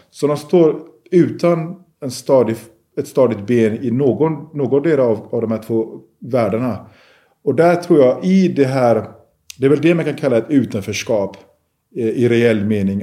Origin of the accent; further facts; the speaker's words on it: Gothenburg, Västra Götaland, Sweden; när jag växte upp i Biskopsgården.